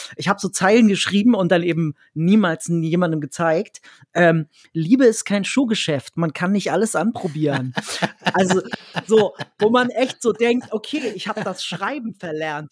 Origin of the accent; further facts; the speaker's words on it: Dannenberg, Lower Saxony, Germany; also born or lived in Berlin; now in Hanover, Germany; dann zwei Jahre in meiner alten Heimat, dem Wendland, also da, wo ich auch geboren wurde, in Dannenberg.